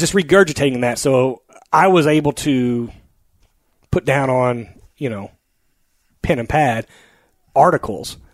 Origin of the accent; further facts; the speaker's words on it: central Oklahoma, United States; also born or lived in California; ended up back in central Oklahoma, which is where my family's